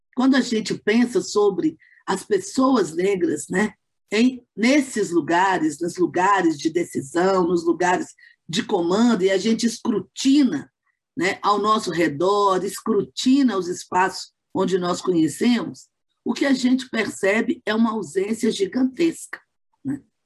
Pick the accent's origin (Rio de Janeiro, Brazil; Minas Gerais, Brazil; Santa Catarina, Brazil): Minas Gerais, Brazil; Belo Horizonte; sou de Belo Horizonte